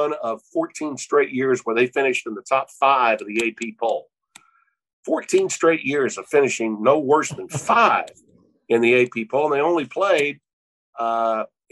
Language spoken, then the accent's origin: English; Shreveport, Louisiana, United States; also born or lived in Baton Rouge, Louisiana / Bristol, Connecticut; I was a ninth grader at Lakeshore Junior High in my hometown of Shreveport